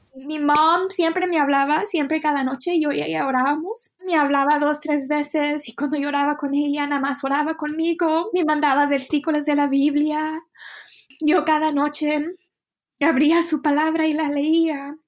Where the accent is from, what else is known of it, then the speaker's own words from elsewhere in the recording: United States; moved away as an adult; also born or lived in Mexico / China; yo como extranjera, como americana